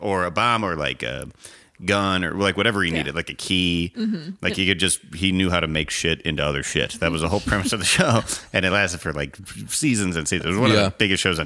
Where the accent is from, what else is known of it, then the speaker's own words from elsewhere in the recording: Illinois, United States; I'm from Illinois. My family's from Wisconsin